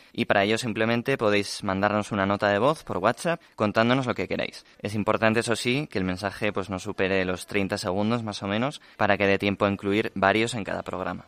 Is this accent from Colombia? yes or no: yes; Medellín, Antioquia, Colombia; soy de Medellín, Colombia